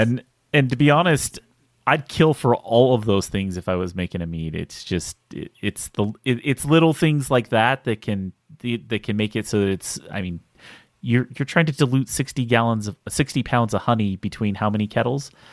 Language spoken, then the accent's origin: English; Salt Lake City, Utah, United States; I'm from Salt Lake